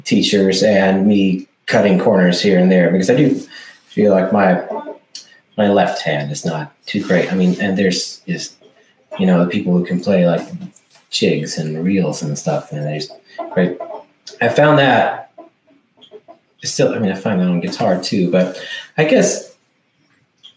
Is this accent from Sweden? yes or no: yes; Sweden; English is a second language; also born or lived in United States; I'm from Sweden